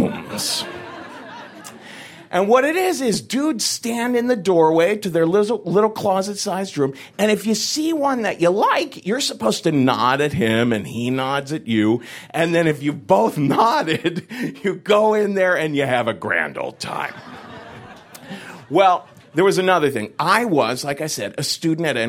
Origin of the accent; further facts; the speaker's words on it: Cincinnati, Ohio, United States; moved away as an adult; now in New York City, United States; I grew up in Cincinnati, Ohio in the 1970s